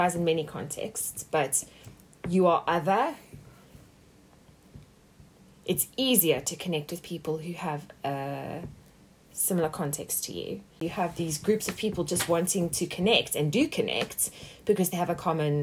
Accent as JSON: {"language": "English", "country": "South Africa", "tie": "born or raised there", "moved": "yes", "said": "growing up in South Africa"}